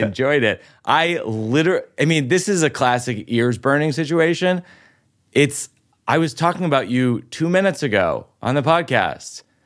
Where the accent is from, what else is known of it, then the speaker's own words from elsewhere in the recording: Boston, Massachusetts, United States; now in New York, United States; my hometown of Boston